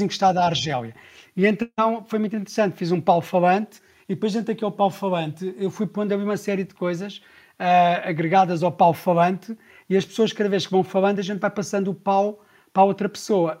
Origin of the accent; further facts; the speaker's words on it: Sintra, Lisbon, Portugal; E eu cresci ali na Praia Grande, também de Sintra